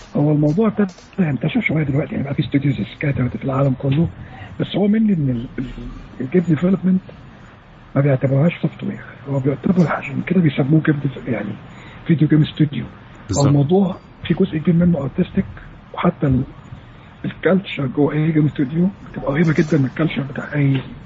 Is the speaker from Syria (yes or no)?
no; Egypt; عندنا في مصر